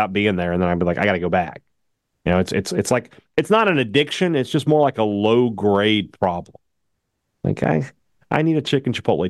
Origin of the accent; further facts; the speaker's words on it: Vicksburg, Mississippi, United States; Visit Vicksburg, my hometown.